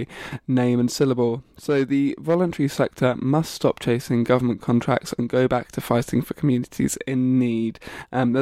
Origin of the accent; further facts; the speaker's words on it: Bedford, East of England, United Kingdom; moved away; I also went back to Bedford, my hometown